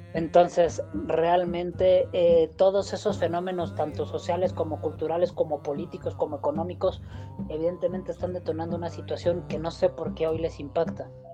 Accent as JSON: {"language": "Spanish", "country": "Mexico", "said": "Como judío mexicano"}